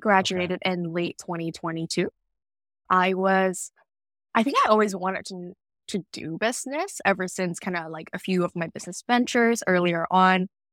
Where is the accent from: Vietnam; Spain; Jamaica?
Vietnam; moved away as an adult; now in Vancouver, Canada; I was born and raised in Vietnam, and, uh, I only moved to Vancouver in, for, like, university